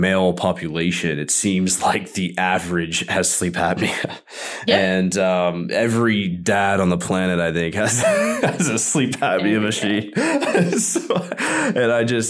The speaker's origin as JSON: {"language": "English", "town": "Nashville", "region": "Tennessee", "country": "United States", "tie": "born or raised there", "said": "I'm born and raised in Nashville, which is quite rare these days"}